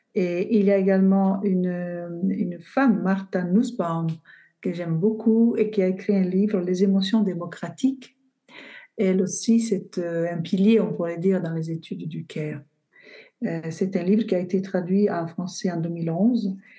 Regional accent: Bari, Apulia, Italy; French is a second language; moved away as an adult; also born or lived in Florence; now in Montpellier, France; je suis partie de Bari, de ma région d'origine, en Italie

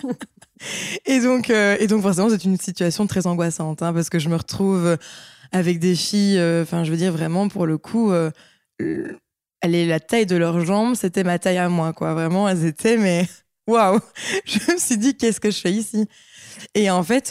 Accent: Liège, Wallonia, Belgium; j'ai 25 ans, je suis de Liège

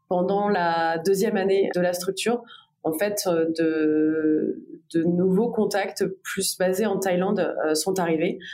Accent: Bordeaux, Nouvelle-Aquitaine, France; moved away as an adult; also born or lived in Paris; je suis originaire de Paris, mais j'ai surtout grandi à Bordeaux

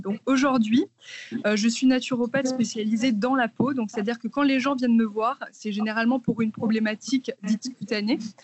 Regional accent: Martinique; moved away as an adult; now in Paris, France; j'habite à Paris depuis à peu près 7 ans. Euh, avant ça, j'ai grandi dans les Antilles, en Martinique

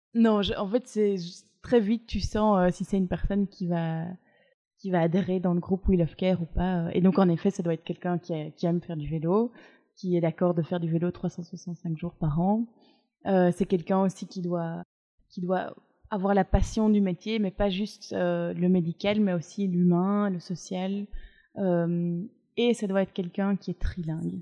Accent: Brussels, Brussels-Capital Region, Belgium; je suis bruxelloise

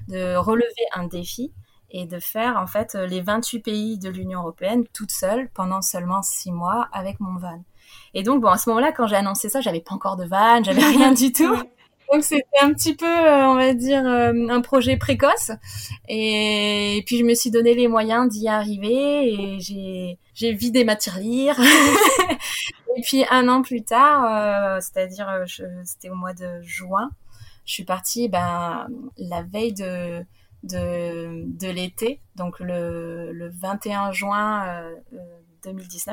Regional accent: France; en tant que petite française

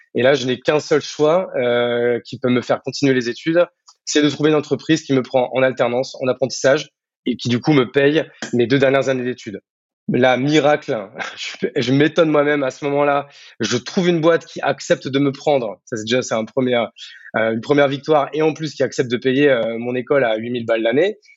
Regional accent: Marne, Champagne-Ardenne, Grand Est, France; moved away as an adult; also born or lived in Paris; now in Bordeaux, France; de base, je suis né à Paris, mais je n'ai pas vécu longtemps. je suis très vite vivre à la campagne, dans la Marne, en Champagne-Ardenne, où j'ai vécu toute mon enfance, adolescence, jusqu'au bac

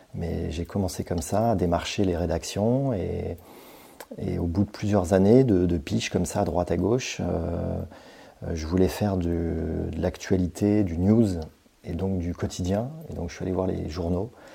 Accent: Brittany, France; moved away as an adult; also born or lived in Paris; quand je suis retour, revenu euh, en Bretagne, puisque je suis breton

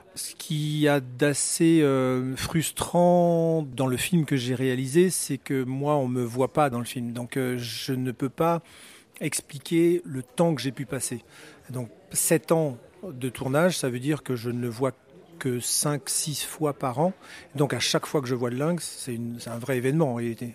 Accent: Brittany, France; now in Switzerland; Je suis breton, je vis effectivement en Suisse et j'ai maintenant effectivement la nationalité suisse

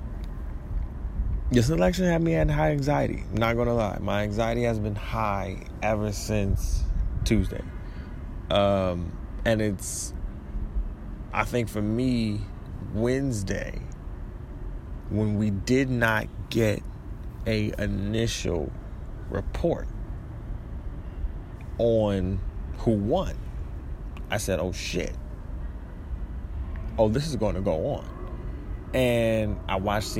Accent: Detroit, Michigan, United States; moved away; also born or lived in Florida; I claim Detroit

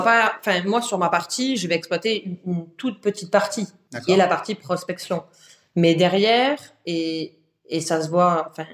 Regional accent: south of France, France; moved away as an adult; now in Paris, France; je suis originaire du, sud de la France euh, à la base. Ça fait 7 ans que je suis à Paris

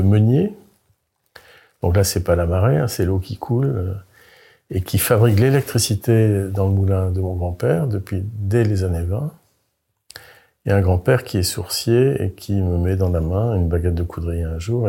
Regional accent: Carantec, Brittany, France; moved away as an adult; also born or lived in Paris; je suis breton, je suis un Finistérien du Nord

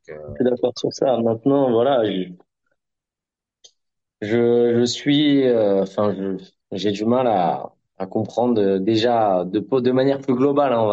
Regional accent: Marseille, Provence-Alpes-Côte d'Azur, France; Je n'ai pas peur de le dire, alors que je suis Marseillais.

